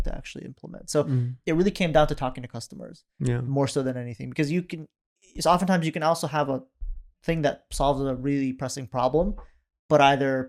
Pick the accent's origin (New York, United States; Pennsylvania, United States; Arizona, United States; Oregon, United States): Oregon, United States; also born or lived in northern Iraq (Kurdistan); we moved to Oregon in 96